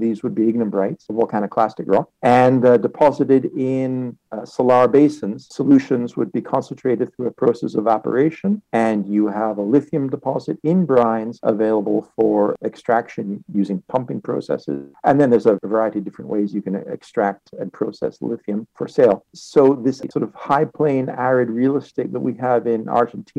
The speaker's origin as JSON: {"language": "English", "country": "Canada", "tie": "born or raised there", "said": "I grew up in Canada and I was trained in Canada."}